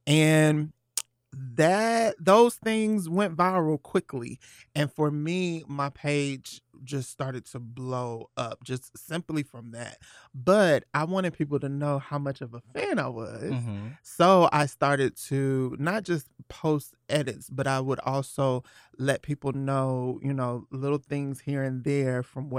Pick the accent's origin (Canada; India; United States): United States; Atlanta, Georgia; I am 31 years old, and I'm actually from Atlanta, Georgia. Born and raised.